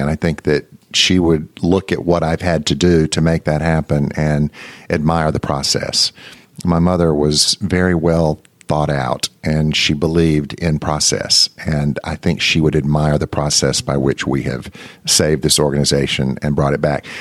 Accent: Mississippi, United States; moved away; When I was a little boy growing up in Mississippi

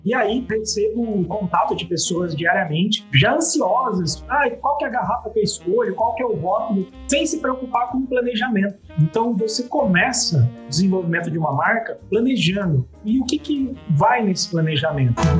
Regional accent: Brazil; A gente, como brasileiro

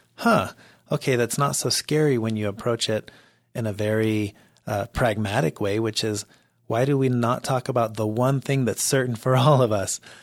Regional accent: Mexico; now in United States; I grew up in Mexico

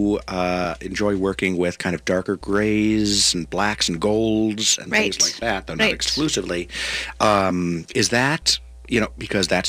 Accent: United States; I'm an American.

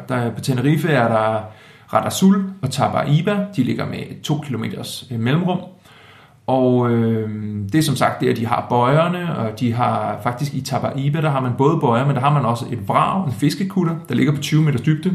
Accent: Denmark; som dansker

